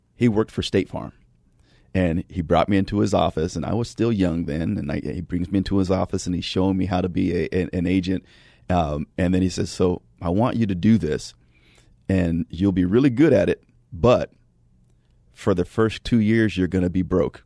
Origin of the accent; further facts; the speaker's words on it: California, United States; I grew up in California in the nineties